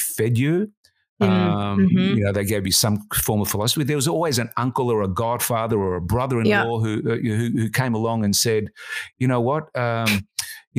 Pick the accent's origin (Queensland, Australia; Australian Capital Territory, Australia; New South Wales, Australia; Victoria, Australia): Victoria, Australia; Melbourne; I grew up in the working class suburb of Collingwood